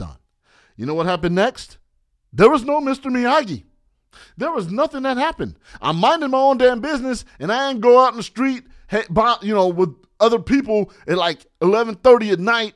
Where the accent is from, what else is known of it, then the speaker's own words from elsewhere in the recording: San Bernardino, California, United States; also born or lived in Barstow, California; I moved from Barstow, California, population twenty thousand, to San Bernardino, California, population two hundred twenty-five thousand.